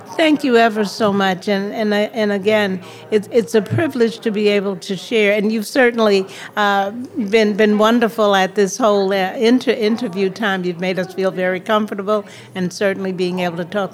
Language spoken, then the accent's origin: English; New York City, New York, United States; moved away; also born or lived in Miami, Florida / Peekskill, New York; I grew up um, in Harlem, New York, there and uh, went to Florida